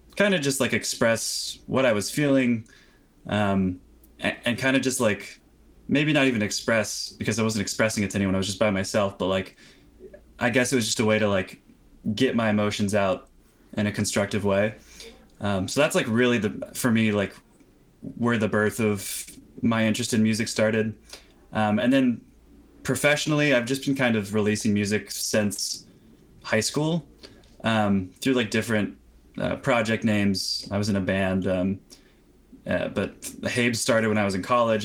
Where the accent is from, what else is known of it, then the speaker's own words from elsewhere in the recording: Florida, United States; also born or lived in California; now in New York City, United States; I was 10, I moved from California to Florida with my mom to be close to family